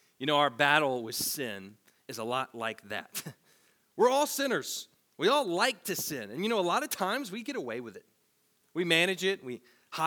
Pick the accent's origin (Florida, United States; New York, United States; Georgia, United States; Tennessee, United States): Tennessee, United States; As a teenager growing up in Tennessee